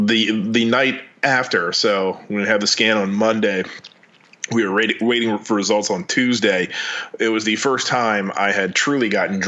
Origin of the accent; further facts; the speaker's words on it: Louisiana, United States; we're from Louisiana